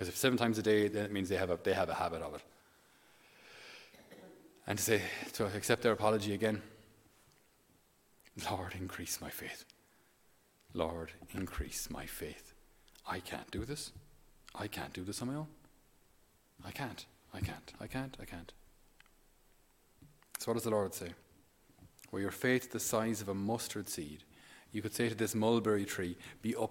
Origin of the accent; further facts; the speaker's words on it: Ireland; we being Irish